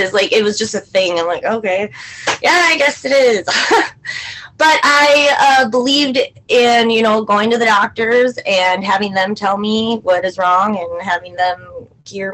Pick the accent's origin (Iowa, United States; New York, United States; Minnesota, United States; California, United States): Minnesota, United States; St. Cloud; I am from St. Cloud, Minnesota. I've lived here all of my life.